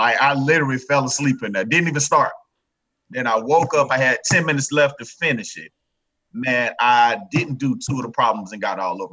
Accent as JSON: {"language": "English", "town": "Daytona Beach", "region": "Florida", "country": "United States", "also_born_or_lived": "Marietta, Georgia", "moved": "yes", "said": "I'm originally from Daytona Beach, Florida"}